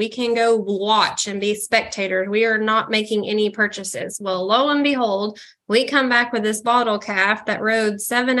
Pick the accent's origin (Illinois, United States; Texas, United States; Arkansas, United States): Arkansas, United States; Fayetteville; now in Westville, United States; I grew up in Fayetteville, Arkansas, which is not, I mean, it's not a Dallas by any means, but definitely not country.